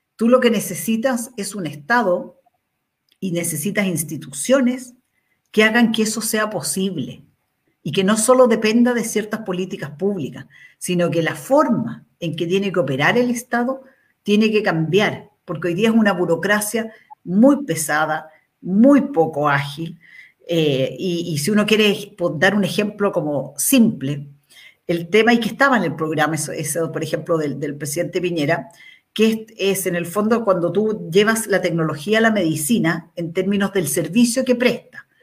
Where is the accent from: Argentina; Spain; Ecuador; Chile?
Chile; los 18 millones casi que somos de chilenos